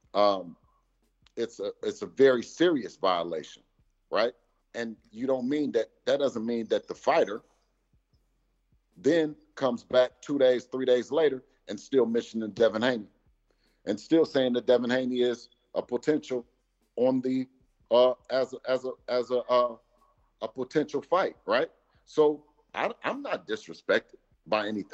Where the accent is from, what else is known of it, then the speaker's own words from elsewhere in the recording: Oakland, California, United States; growing up in East Oakland, California, you know, a place that I love so dearly with all my heart, I've learned, you know, a lot of things growing up in East Oakland